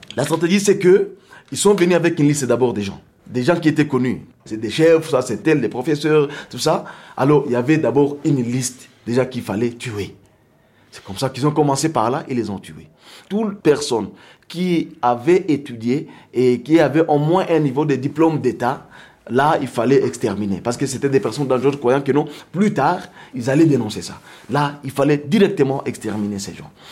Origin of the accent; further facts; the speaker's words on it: DR Congo; ici chez nous au Congo